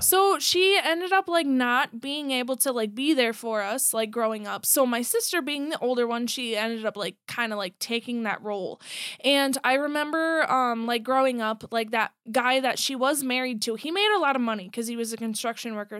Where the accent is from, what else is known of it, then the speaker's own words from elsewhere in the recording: Buffalo, Minnesota, United States; also born or lived in Monticello, Minnesota; I grew up in, like, Buffalo, Monticello area